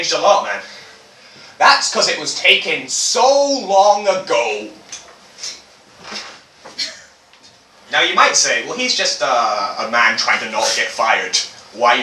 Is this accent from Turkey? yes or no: no; United Kingdom; I'm British